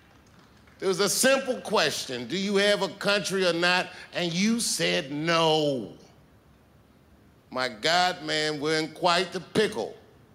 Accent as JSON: {"language": "English", "town": "Washington", "region": "District of Columbia", "country": "United States", "said": "You know, I'm from Washington, D.C. A lot of my friends growing up are Capitol Hill police officers."}